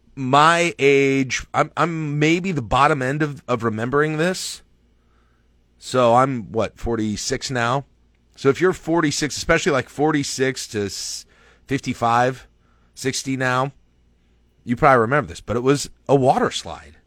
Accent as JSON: {"language": "English", "town": "Lincoln", "region": "Nebraska", "country": "United States", "tie": "born or raised there", "also_born_or_lived": "Mitchell, South Dakota", "said": "my memories of growing up in Lincoln really start there in nineteen eighty-six"}